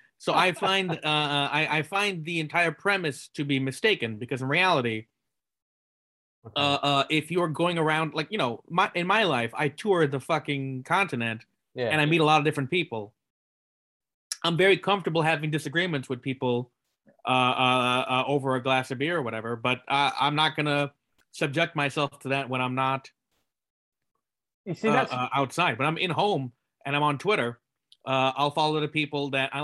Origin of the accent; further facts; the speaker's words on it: Silicon Valley, California, United States; I grew up in Silicon Valley